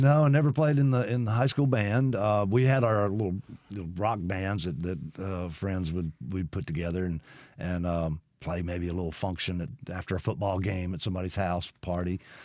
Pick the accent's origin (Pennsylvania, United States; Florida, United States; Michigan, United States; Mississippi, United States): Mississippi, United States; Brandon; also born or lived in Lexington, Kentucky / Los Angeles / Nashville; I basically grew up in Brandon